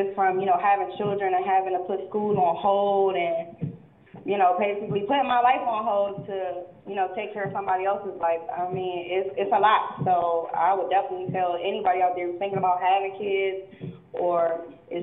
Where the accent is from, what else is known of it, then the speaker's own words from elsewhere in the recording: Landover, Maryland, United States; I'm from Landover, Maryland.